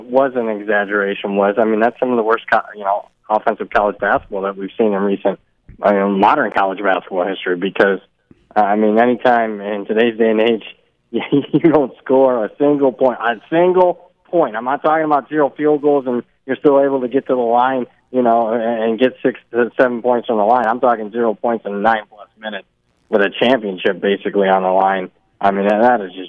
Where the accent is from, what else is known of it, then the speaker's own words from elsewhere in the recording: Ohio, United States; I'm from Ohio